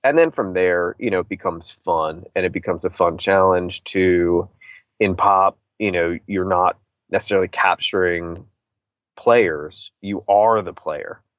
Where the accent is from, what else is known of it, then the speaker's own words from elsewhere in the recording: Washington, District of Columbia, United States; being a punk rock kid from DC and, and, and growing up in bands